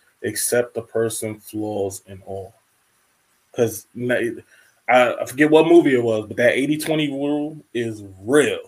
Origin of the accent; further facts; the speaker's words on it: New York, United States; growing up in New York